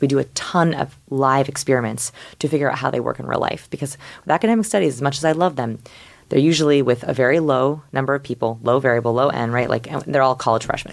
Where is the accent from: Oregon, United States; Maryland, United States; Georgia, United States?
Oregon, United States; Portland; I'm from Portland, Oregon. Quiet little beautiful green Portland, Oregon.